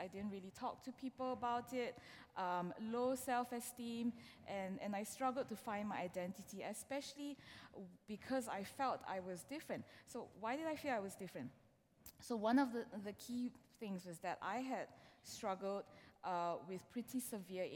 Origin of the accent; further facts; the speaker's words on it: Malaysia; moved away as an adult; now in London, United Kingdom; I am originally from Malaysia. I moved to this country, to London specifically, with my husband and my now 9-year-old son. So we've been here for 5 years now.